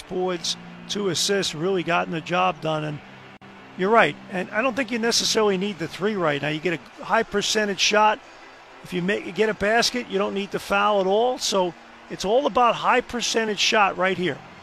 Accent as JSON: {"language": "English", "region": "New York", "country": "United States", "tie": "born or raised there", "said": "growing up in New York"}